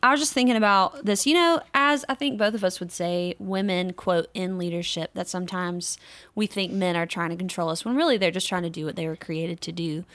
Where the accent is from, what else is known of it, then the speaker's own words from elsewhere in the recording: North Carolina, United States; my home state of North Carolina